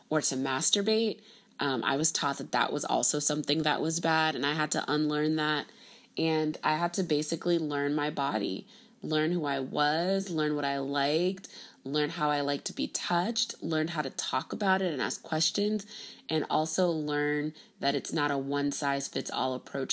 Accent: Miami, Florida, United States; My parents are both born in Haiti and I was born and raised in Miami, Florida

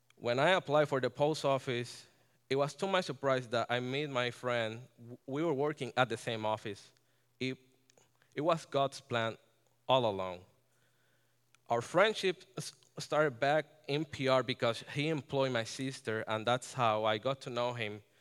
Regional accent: Ponce, Puerto Rico; moved away as an adult; now in Connecticut, United States; I was born and, born and raised in Ponce, Puerto Rico

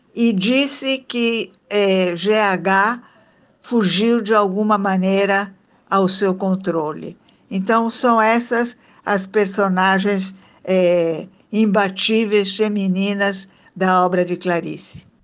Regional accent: Italy; now in Brazil; sou de família italiana, sou italiana de nascimento

